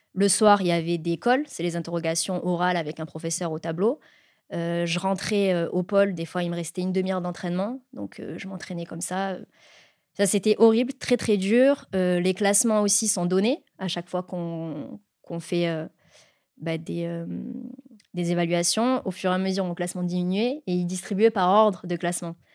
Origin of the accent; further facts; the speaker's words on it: Var, Provence-Alpes-Côte d'Azur, France; je suis originaire du Var, donc dans un petit village euh, du centre Var